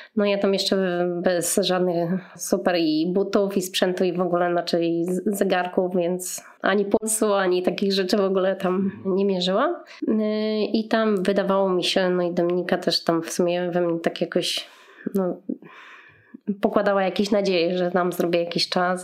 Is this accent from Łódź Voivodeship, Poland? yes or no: yes; Łódź, Łódź Voivodeship, Poland; w sumie jestem z Łodzi